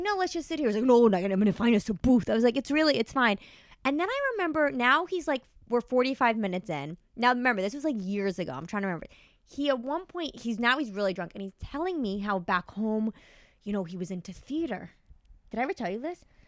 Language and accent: English; New York, United States; I'm from New York.